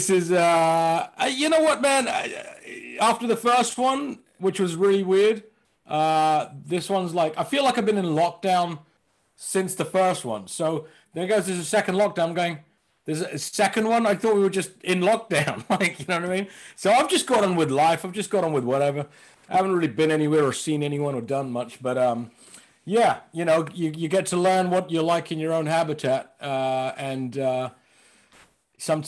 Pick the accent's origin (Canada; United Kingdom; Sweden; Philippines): United Kingdom; London; also born or lived in United States; we were born here in London. And between 12 and 15, I went to spend some time with my uncle in America.